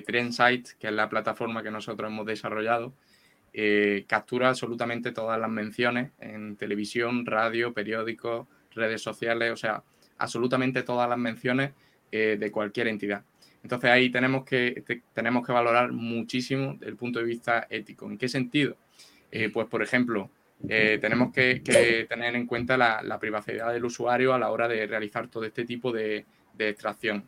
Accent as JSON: {"language": "Spanish", "region": "Andalusia", "country": "Spain", "accent": "andaluz", "said": "con mi acento andaluz"}